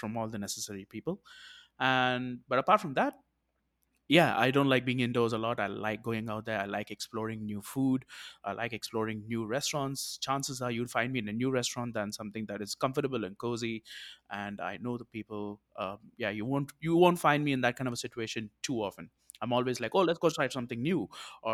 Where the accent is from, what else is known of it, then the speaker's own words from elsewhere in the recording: South India, India; I am from India